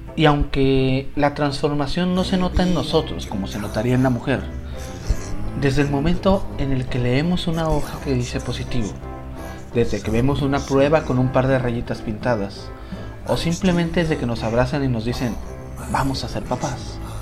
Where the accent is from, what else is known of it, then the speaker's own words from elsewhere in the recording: northern Mexico, Mexico; como todo norteño no me podían faltar mis tortillas de harina